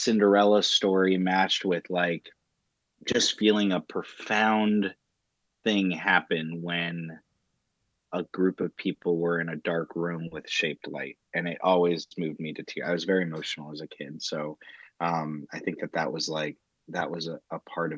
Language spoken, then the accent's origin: English; New Hampshire, United States; I was raised in New Hampshire